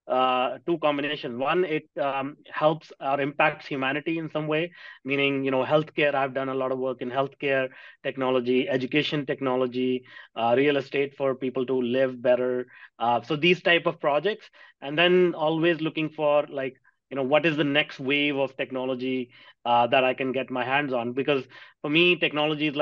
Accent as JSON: {"language": "English", "country": "India", "tie": "born or raised there", "moved": "yes", "lives_now": "North America", "said": "I grew up in India in a small town"}